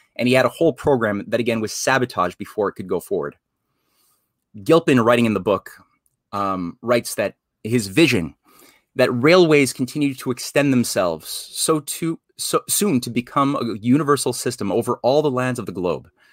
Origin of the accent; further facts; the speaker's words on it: Canada; also born or lived in Montreal; me as a Canadian